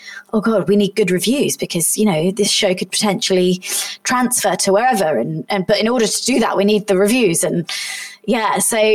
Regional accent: Somerset, South West England, United Kingdom; moved away; it was in Somerset, it was in my hometown

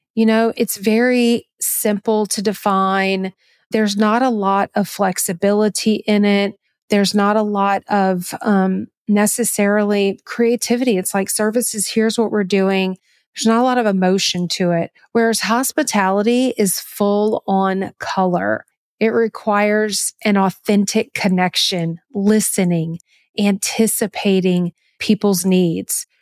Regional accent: the South, United States; I'm from the South and Southerners are just very hospitable by nature. I was raised that way

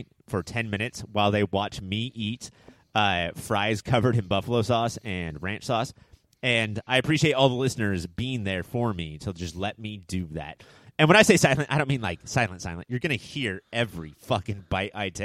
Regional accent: Southern California, United States; we're all from Southern California where there is no, like, winter or spring or anything.

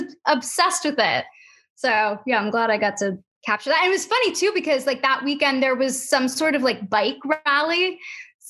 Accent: Livingston, New Jersey, United States; also born or lived in Los Angeles / West Caldwell, New Jersey; I grew up in New Jersey and I went to college out in LA.

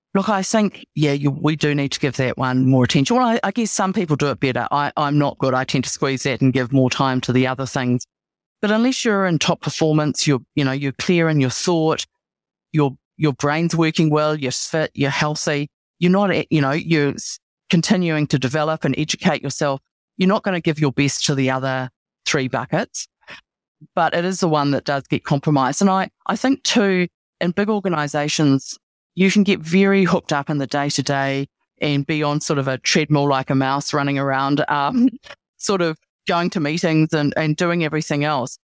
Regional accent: New Zealand; also born or lived in Australia / Singapore; I'm a Kiwi

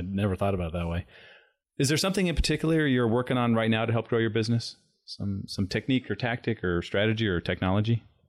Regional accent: San Diego, California, United States; now in Arizona, United States; growing up in San Diego

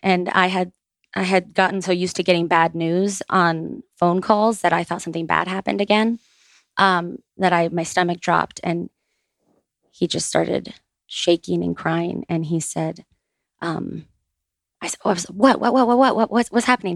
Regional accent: Boca Raton, Florida, United States; we grew up in Boca Raton

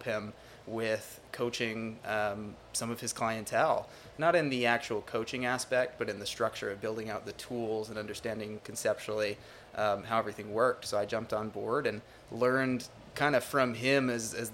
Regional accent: Utah, United States; moved away as an adult; now in Orlando, United States; Utah, yep, born and raised in Utah

